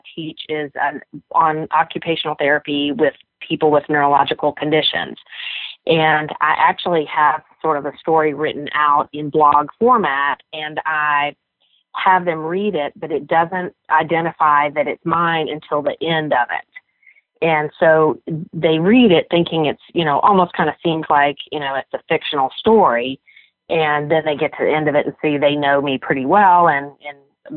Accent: Memphis, Tennessee, United States; my hometown of Memphis

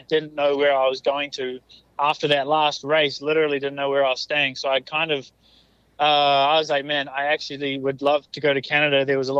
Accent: New Zealand; moved away; I came to America from New Zealand as well with quite big goals and dreams and all that stuff.

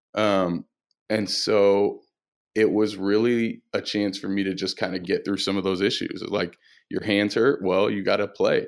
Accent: Flint, Michigan, United States; I grew up in Flint, Michigan

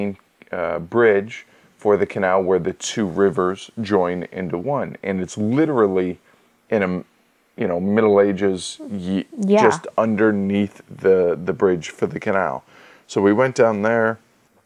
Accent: United States; being an American

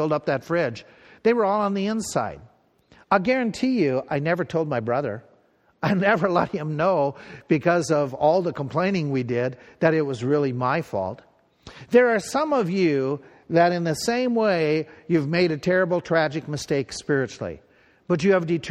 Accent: Pierz, Minnesota, United States; this little town where I grew up in Piers and where I went to grade school

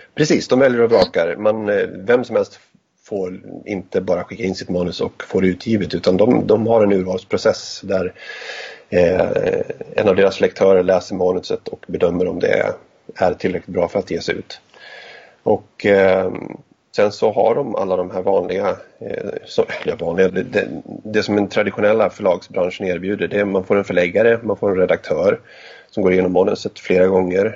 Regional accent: Gästrikland, Gävleborg County, Sweden; uppvuxen i Gästrikland

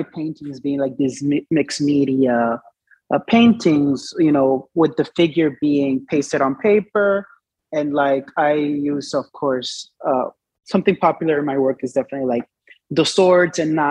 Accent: Dominican Republic; moved away; So I was born and raised in the Dominican Republic.

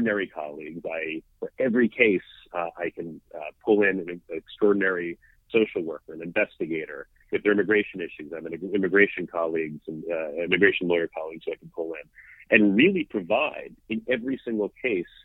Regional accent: Washington, District of Columbia, United States; moved away as an adult; now in Brooklyn, United States; I grew up in Washington, D.C., so I haven't been in Brooklyn my entire life, but grew up in D.C.

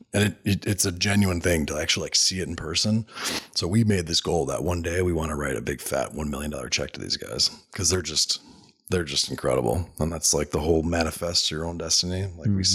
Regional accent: Illinois, United States; that's my home state

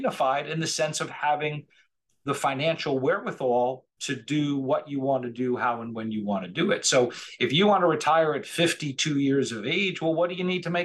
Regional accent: near Rutgers, central New Jersey, United States; moved away as an adult; now in Delray Beach, United States; we were in central New Jersey. We grew up right outside of Rutgers.

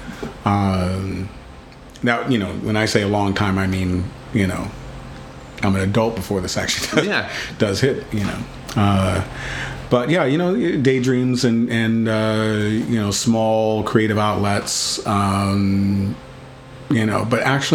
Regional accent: Texas, United States; I'm from Texas.

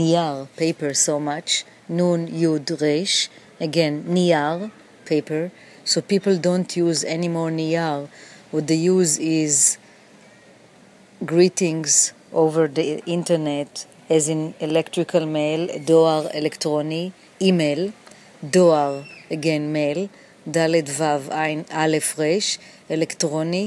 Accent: Jerusalem, Jerusalem District, Israel; also born or lived in New York City; now in New York, United States; I was born in Jerusalem

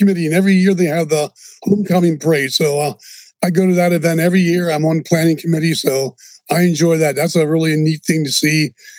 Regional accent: Lebanon, Pennsylvania, United States; moved away as an adult; now in Lancaster, United States; I'm from Lebanon originally. I moved to Lancaster and I started at Millersville in September 1971.

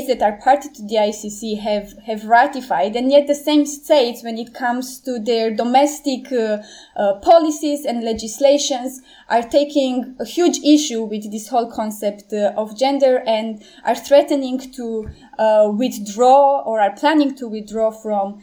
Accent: Romania; In Romania earlier this summer, in my home country

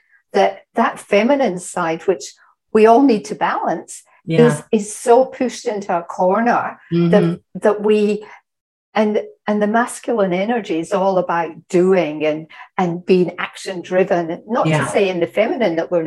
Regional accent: Scotland, United Kingdom; I'm Scottish

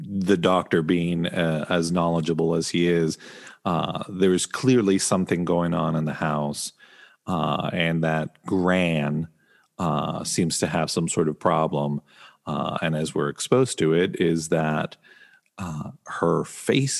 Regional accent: Argentina; growing up in Argentina

